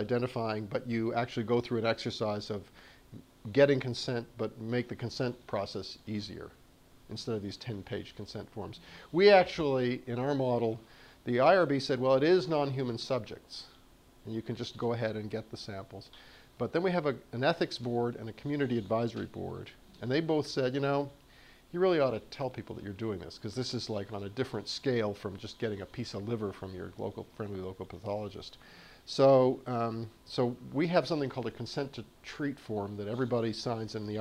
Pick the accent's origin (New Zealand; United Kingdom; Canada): Canada; moved away; So I'm from the South. I'm from South Canada